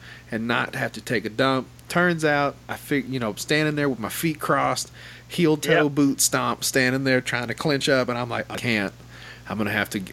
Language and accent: English; Arkansas, United States; I'm from Arkansas